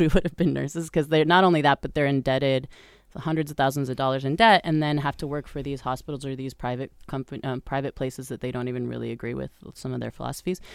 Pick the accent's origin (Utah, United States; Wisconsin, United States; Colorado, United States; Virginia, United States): Colorado, United States; moved away as an adult; also born or lived in Brazil; I was born in Colorado to, let's see, I was, I lived there until I was about eighteen